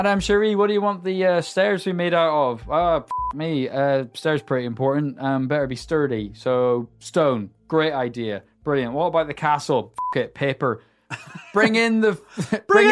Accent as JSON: {"language": "English", "region": "Northern Ireland", "country": "United Kingdom", "said": "as Northern Irish people"}